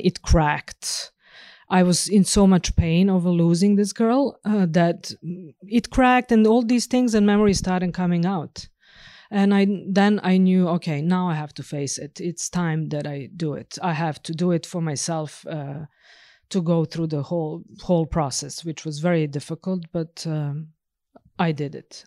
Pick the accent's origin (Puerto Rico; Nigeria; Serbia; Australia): Serbia; northern Serbia; moved away as an adult; also born or lived in Bucharest, Romania; now in Norway; I was born and raised in Serbia, obviously. So, uh, uh, in northern part of Serbia